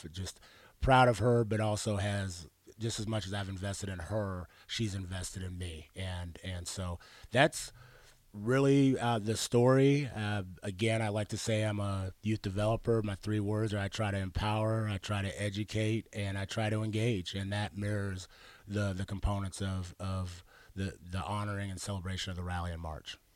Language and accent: English; Arizona, United States; also born or lived in Pittsburgh, Pennsylvania / Washington / New Mexico; I was born in Pittsburgh, lived in Washington State, New Mexico, and I claim coming from Arizona because that's where they brought me kicking and screaming from.